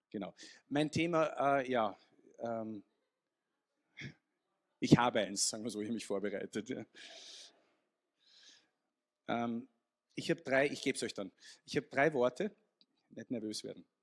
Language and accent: German; Vienna, Austria; Also ich bin so österreichisch und englisch und ein bisschen italienisch und genau. Ja, also klassischer Wiener